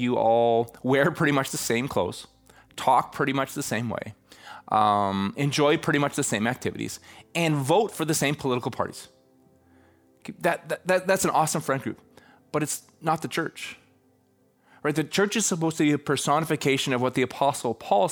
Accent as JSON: {"language": "English", "country": "Canada", "said": "I'm from Canada"}